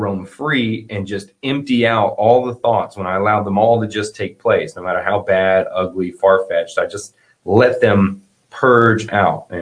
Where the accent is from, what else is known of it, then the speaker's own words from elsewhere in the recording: the South, United States; I'm from the South